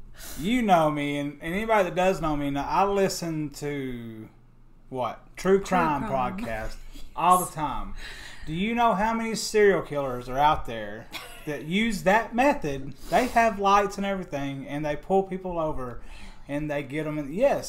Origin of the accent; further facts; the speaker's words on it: LaFayette, Georgia, United States; now in Tullahoma, United States; I'm from Lafayette, Georgia. A little Lafedrin, whatever you want to call it. Laugh at it.